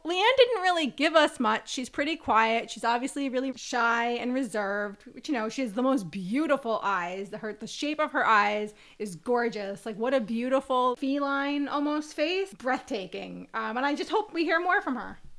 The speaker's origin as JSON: {"language": "English", "country": "United States", "said": "we are American"}